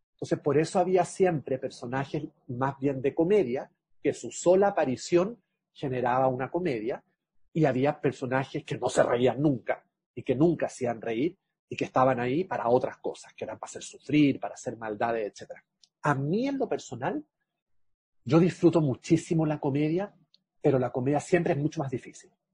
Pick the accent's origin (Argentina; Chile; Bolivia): Chile; Soy chileno